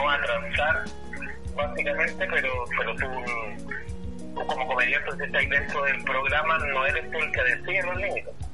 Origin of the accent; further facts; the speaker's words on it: Chile; somos un país en el que existen todas las estaciones del año, que es una cosa que en la actualidad no se da mucho en ningún país, ¿cachai? tenemos mar y tenemos cerro, tenemos desierto y tenemos bosque.